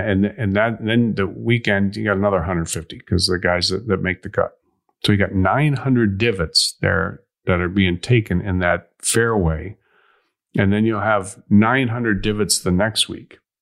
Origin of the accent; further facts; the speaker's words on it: Illinois, United States; I'm from Illinois